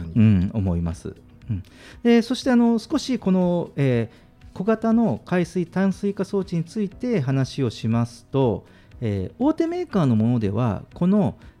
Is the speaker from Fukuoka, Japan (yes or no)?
yes; Fukuoka, Japan; moved away; 私あのあの出身が福岡なので